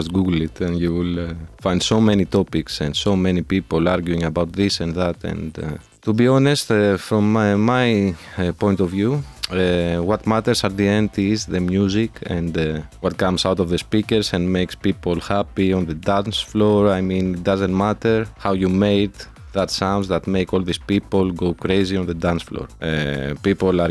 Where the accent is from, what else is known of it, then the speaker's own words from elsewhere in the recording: Athens, Attica, Greece; also born or lived in Brazil; now in Madrid, Spain; I'm originally from Athens, Greece